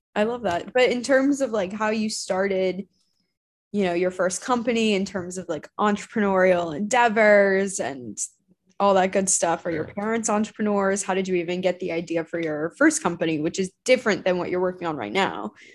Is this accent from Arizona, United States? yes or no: yes; Arizona, United States; i grew up in arizona